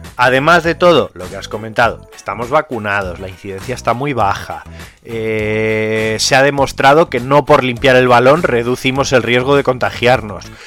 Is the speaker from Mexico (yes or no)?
no; Community of Madrid, Spain; somos más madrileños